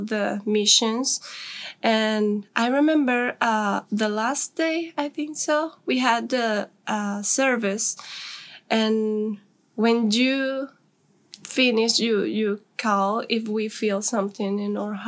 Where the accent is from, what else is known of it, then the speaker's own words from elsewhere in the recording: north, Guatemala; English is a second language; I am from Guatemala. I am from the north